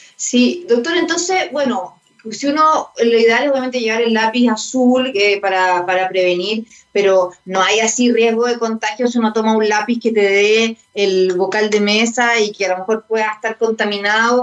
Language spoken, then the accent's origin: Spanish; Chile; nosotros tener en cuenta como chilenos y chilenas